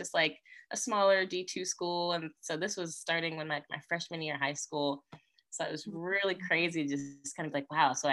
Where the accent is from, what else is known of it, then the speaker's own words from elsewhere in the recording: Orlando, Florida, United States; I'm originally from Orlando, Florida